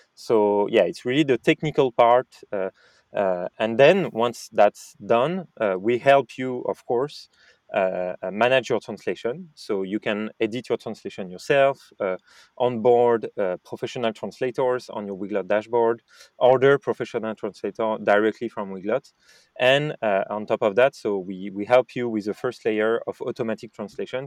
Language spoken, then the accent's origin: English; France; accent: French; English is a second language; I, am French, as you said, and might have guessed with my French accent in English